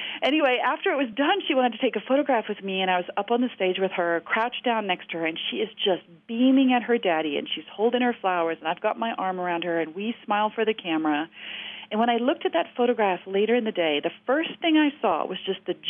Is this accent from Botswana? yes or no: no; South Africa; I grew up in South Africa.